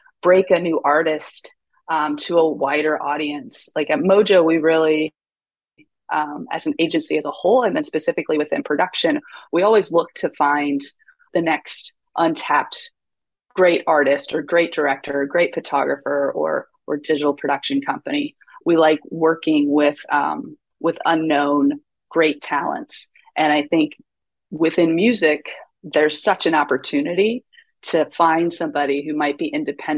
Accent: East Coast, United States; also born or lived in Seattle; now in New York, United States; I'm originally from the East Coast

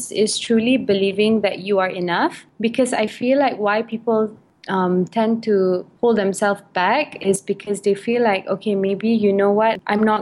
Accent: Malaysia; also born or lived in United Kingdom; I'm Malay. I reside in Malaysia. I was born in the United Kingdom, but I was raised in Malaysia.

